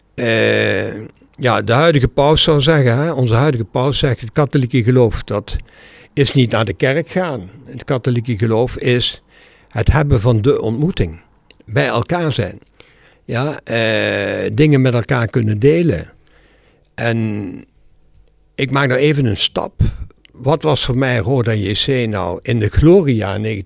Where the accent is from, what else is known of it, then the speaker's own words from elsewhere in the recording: Brunssum, Limburg, Netherlands; Mijn jeugd in Brunsen was een jeugd van heerlijk op straat.